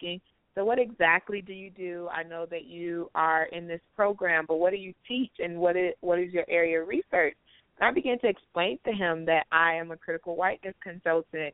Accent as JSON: {"language": "English", "town": "Chicago", "region": "Illinois", "country": "United States", "tie": "born or raised there", "also_born_or_lived": "South Carolina / Atlanta", "moved": "yes", "lives_now": "Colorado Springs, United States", "said": "Chicago, which is my hometown"}